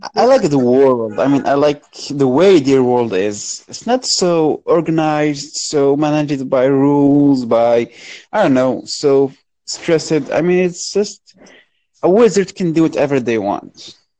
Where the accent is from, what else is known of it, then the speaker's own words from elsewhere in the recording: Morocco; I'm from Morocco